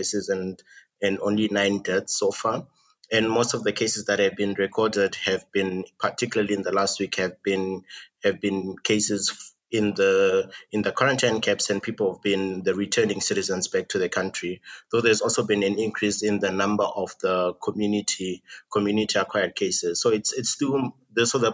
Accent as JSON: {"language": "English", "country": "Zimbabwe", "said": "I'm from Zimbabwe"}